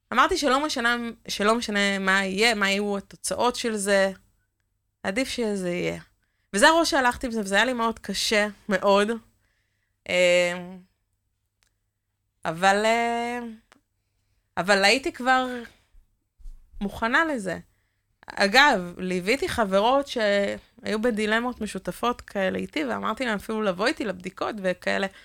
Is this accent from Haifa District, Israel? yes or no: no; Northern District, Israel; אני במקור מהצפון